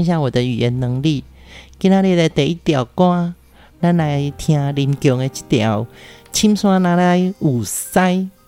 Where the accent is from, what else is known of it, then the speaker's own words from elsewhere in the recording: Pingtung, Pingtung County, Taiwan; 因为我从小在屏东长大，我们四周的语言就是有很多种不同的方言